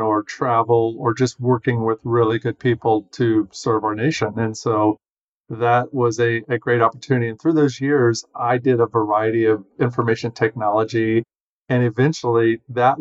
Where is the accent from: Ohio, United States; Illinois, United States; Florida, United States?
Ohio, United States; moved away as an adult; I grew up in Ohio, went to Ohio State University